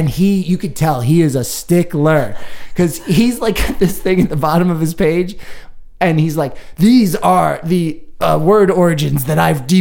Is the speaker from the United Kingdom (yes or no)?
yes; United Kingdom; We're, we're British.